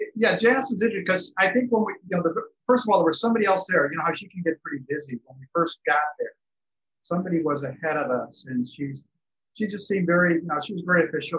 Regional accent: Chicago, Illinois, United States; now in San Diego, United States; I grew up in Chicago

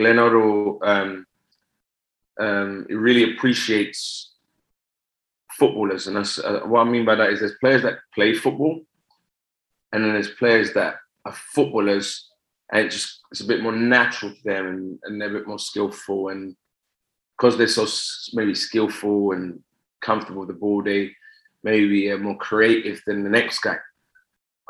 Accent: England, United Kingdom; I was born in England

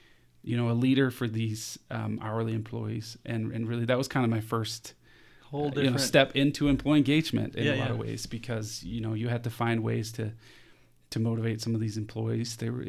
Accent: Capital Region, Denmark; So yeah, I was born and raised in Denmark, just outside Copenhagen, which is the capital of Denmark.

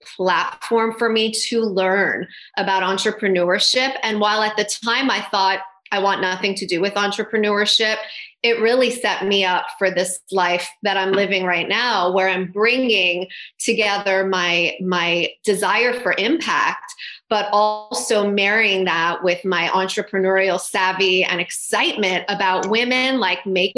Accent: Toronto, Ontario, Canada; moved away as an adult; now in United States; I'm from Toronto originally. So when I left Toronto

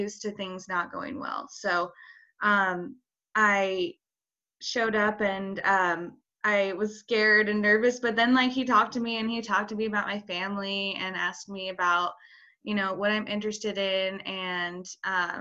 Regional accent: Boise, Idaho, United States; I'm from Boise, Idaho

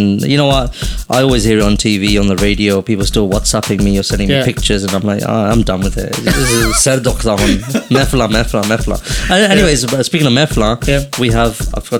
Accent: England, United Kingdom; It's not because I'm from England.

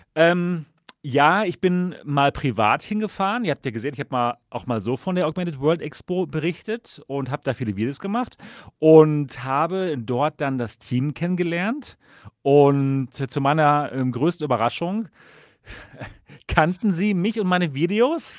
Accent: Dortmund, North Rhine-Westphalia, Germany; ich komme aus Dortmund

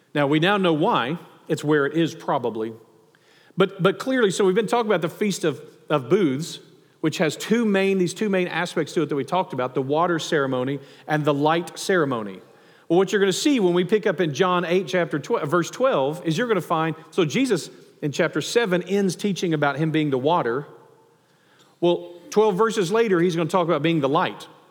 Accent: the South, United States; growing up in the South or in the Bible Belt

